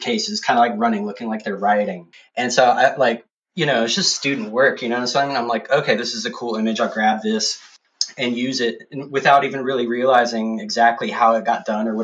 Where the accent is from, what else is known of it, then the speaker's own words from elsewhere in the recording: Austin, Texas, United States; also born or lived in San Marcos; I'm from Austin originally